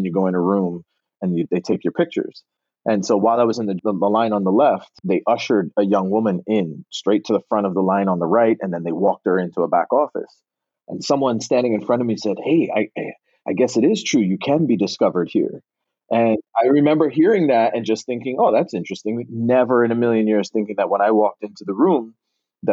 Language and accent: English; Barbados; accent: Bajan; also born or lived in Connecticut; now in Los Angeles, United States; growing up in Barbados was the best upbringing you could have had, especially at the time that I was raised there.